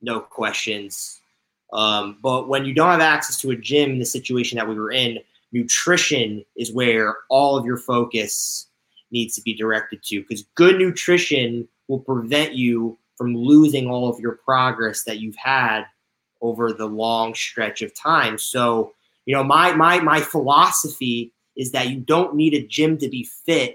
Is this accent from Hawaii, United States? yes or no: no; Connecticut, United States; moved away as an adult; also born or lived in Indiana; now in Los Angeles, United States; I'm originally from Connecticut and I went to school in Indiana.